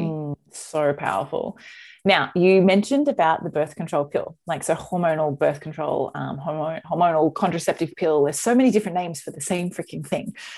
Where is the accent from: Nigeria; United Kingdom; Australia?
Australia; as an Aussie